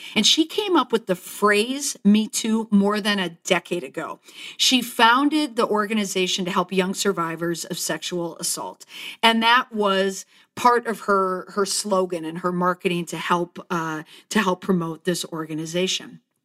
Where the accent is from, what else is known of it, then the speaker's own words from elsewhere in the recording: Saint Paul, Minnesota, United States; my hometown, Saint Paul